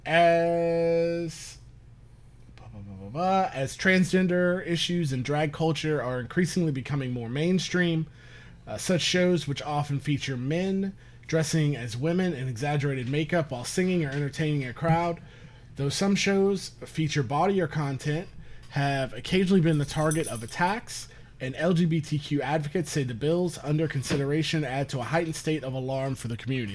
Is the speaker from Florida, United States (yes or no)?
yes; St. Petersburg, Florida, United States; moved away; I grew up in Saint Petersburg, like Tampa Bay